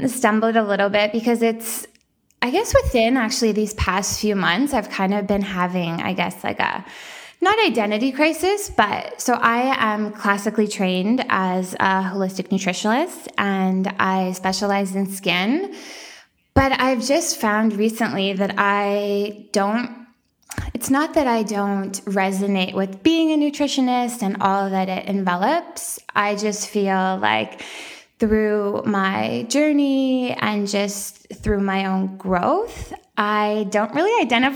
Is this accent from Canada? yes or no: yes; small town outside Edmonton, Alberta, Canada; now in Toronto, Canada; I grew up in, a small town in Alberta. So Alberta, Canada. And it was just outside of the capital, Edmonton